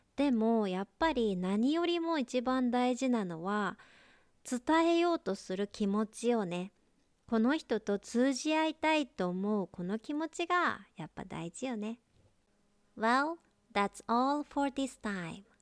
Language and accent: Japanese; Gifu, Japan; accent: Gifu dialect; 私もバリバリの岐阜弁で喋っとる